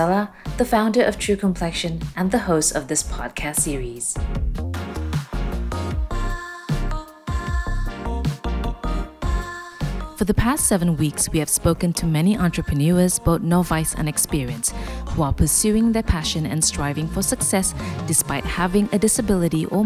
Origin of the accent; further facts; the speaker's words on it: Kota Kinabalu, Sabah, Malaysia; moved away as an adult; now in Kuala Lumpur, Malaysia; my hometown, Kota Kinabalu, and moving to Kuala Lumpur 3 years ago